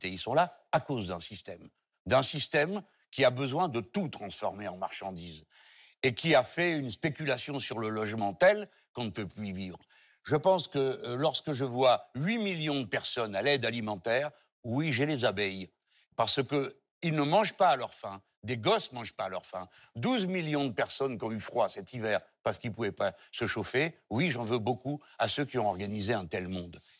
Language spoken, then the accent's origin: French; France; Je suis français, j'ai attendu 7 ans à avoir